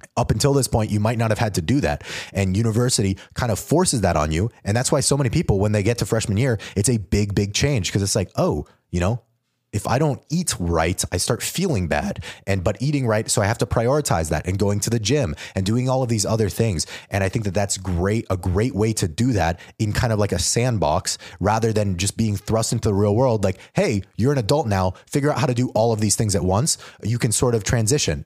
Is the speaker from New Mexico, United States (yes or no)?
yes; New Mexico, United States; moved away as an adult; also born or lived in Georgia; I'm from New Mexico